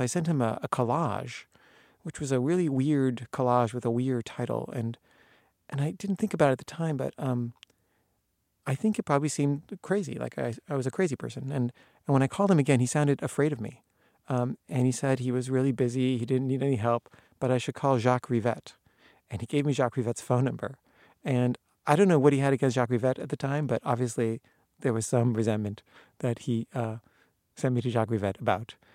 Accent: United States; I'm an American filmmaker

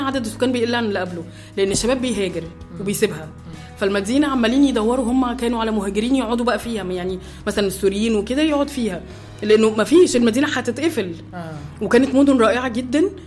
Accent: Egypt; now in Germany; عندنا في مصر

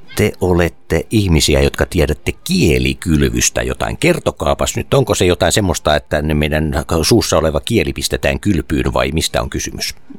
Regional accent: Vaasa, Ostrobothnia, Finland; Mä oon Vaasasta kotoisin

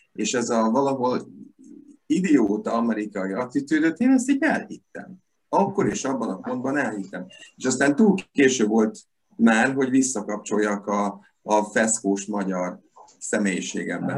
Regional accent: Veszprém, Veszprém County, Hungary; én ott születtem a Veszprémi kórházban

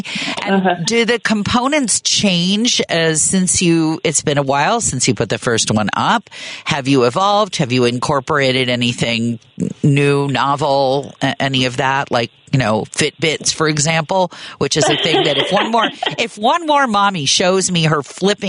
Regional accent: Manhattan, Kansas, United States; Have I mentioned that I'm from Manhattan, Kansas?

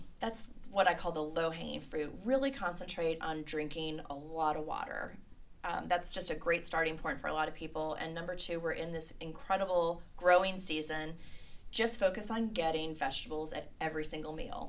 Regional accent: Cleveland, Ohio, United States; now in Lexington, United States; growing up in Cleveland, we had really harsh winters

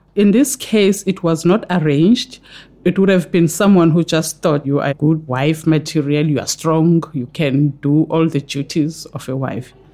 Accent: KwaZulu-Natal, South Africa; I come from KwaZulu Natal in South Africa, where KwaZulu Natal borders with Eastern Cape and Lesotho. So I'm closer to the Lesotho border.

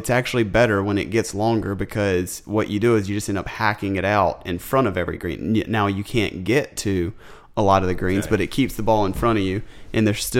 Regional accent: the South, United States; I grew up in the South.

